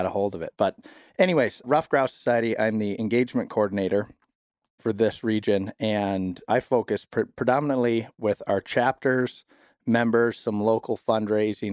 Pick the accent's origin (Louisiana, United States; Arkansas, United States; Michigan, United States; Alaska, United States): Michigan, United States; Southeast; moved away as an adult; also born or lived in Wisconsin; I'm originally from Southeast Michigan, grew up down there